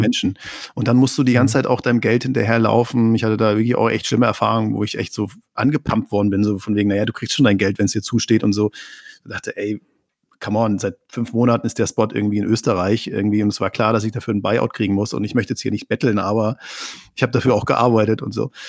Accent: Neustrelitz, Mecklenburg-Vorpommern, Germany; wo ich herkomme aus einer Kleinstadt

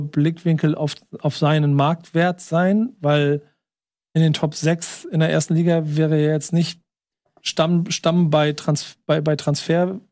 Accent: Hamburg, Germany; ich bin Hamburger

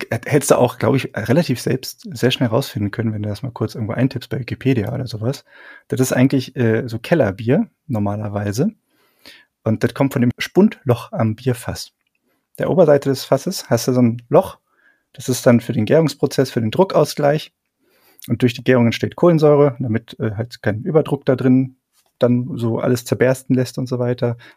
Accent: Bavaria, Germany; also ungespundetes Bier, das kann ich dir als Franke natürlich ganz gut erklären.

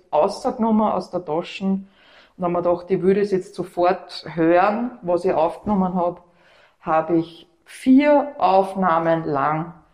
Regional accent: Upper Austria, Austria; now in Vienna, Austria; Und als Wienerin, also Oberösterreicherin, die zugewandert ist, interessiert man sich natürlich speziell für seine Stadt, Historie auch.

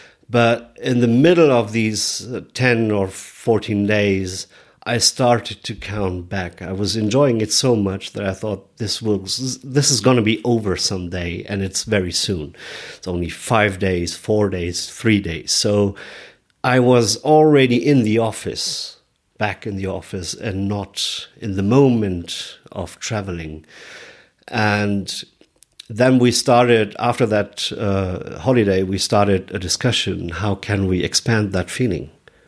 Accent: Munich, Bavaria, Germany; Hello, everybody. … I'm from Munich, Germany

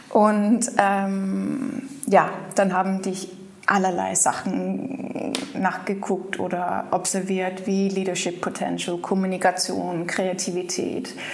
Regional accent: Aarhus, Central Denmark Region, Denmark; German is a second language; ich bin in Aarhus groß geworden

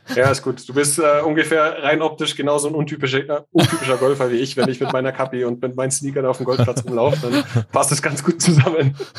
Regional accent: Munich, Bavaria, Germany; bin in München geboren

